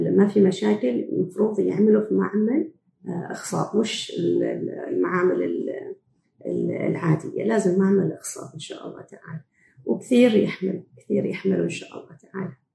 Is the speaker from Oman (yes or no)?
yes; Oman; also born or lived in Canada; إحنا عندنا في عمان في مجتمعنا